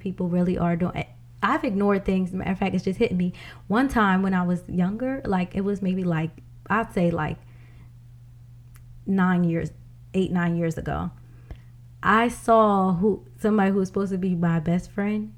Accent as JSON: {"language": "English", "country": "United States", "tie": "born or raised there", "also_born_or_lived": "Bronson County", "said": "I grew up out here in Mercer County and I grew up in Bronson County"}